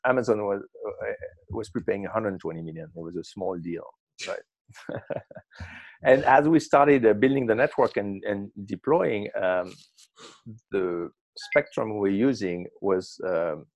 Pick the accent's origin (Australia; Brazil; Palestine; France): France; Marseille, Provence-Alpes-Côte d'Azur; now in Brooklyn, United States; I grew up in Marseille.